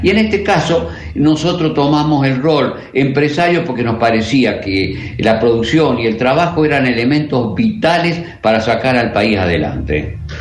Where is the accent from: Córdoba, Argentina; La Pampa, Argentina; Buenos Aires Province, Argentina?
Córdoba, Argentina; Corral de Bustos; Yo soy netamente argentino